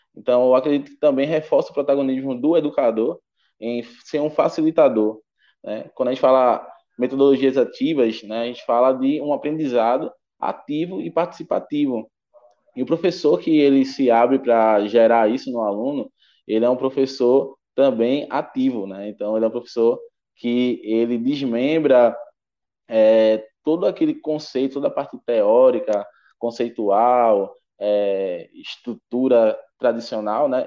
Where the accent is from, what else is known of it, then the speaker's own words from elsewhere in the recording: Pernambuco, Brazil; sou aqui de Pernambuco